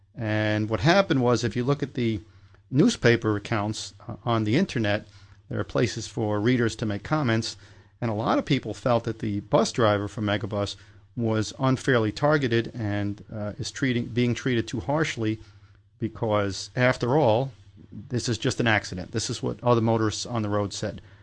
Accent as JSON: {"language": "English", "region": "New York", "country": "United States", "tie": "born or raised there"}